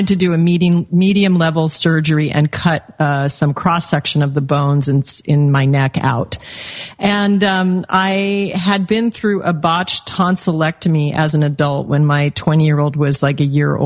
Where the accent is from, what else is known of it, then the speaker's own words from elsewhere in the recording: Alaska, United States; I was raised in Alaska on game meat